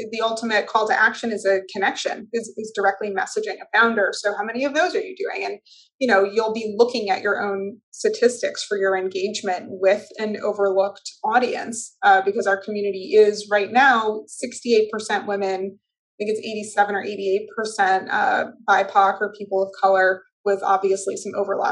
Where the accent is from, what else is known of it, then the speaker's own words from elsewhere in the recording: Weston, Massachusetts, United States; also born or lived in Sharon, Massachusetts; I lived in Weston until I was in the middle of my sophomore year of high school, and then we moved down to Sharon.